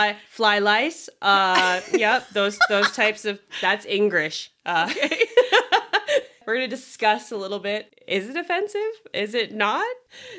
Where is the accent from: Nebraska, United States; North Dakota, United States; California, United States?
California, United States; And me and a lot of my other Asian friends growing up. I'm from Orange County. So... There's a lot of us down there.